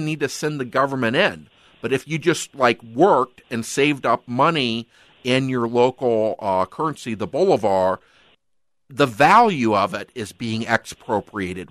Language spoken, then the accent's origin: English; United States; now in Minnesota, United States; I'm an American